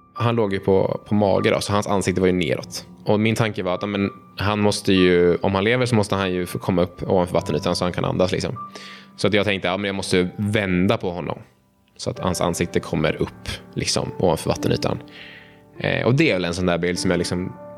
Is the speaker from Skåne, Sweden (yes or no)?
no; Uppsala, Uppsala County, Sweden; jag är uppväxt eh, i centrala Uppsala